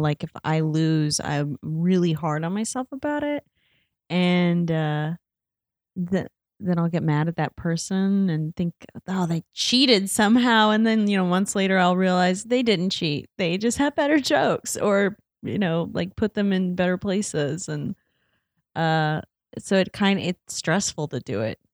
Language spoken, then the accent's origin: English; Indiana, United States; moved away as an adult; I'm from Indiana